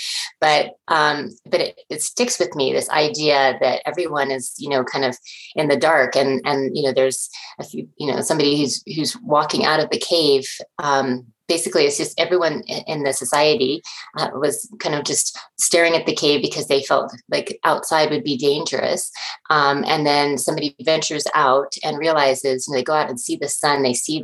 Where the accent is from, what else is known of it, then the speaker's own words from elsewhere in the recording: Boulder, Colorado, United States; moved away as an adult; also born or lived in Chapel Hill, North Carolina; I grew up in Boulder, Colorado, which is a lovely place to grow up